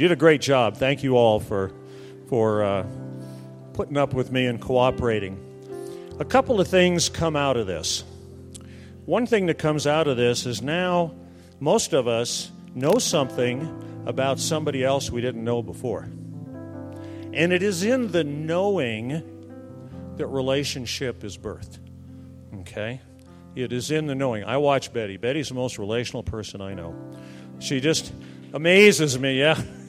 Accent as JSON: {"language": "English", "town": "Fort Wayne", "region": "Indiana", "country": "United States", "said": "I'm from Fort Wayne, Indiana. We got a lot of Fort Waynians here. I'm from Fort Wayne."}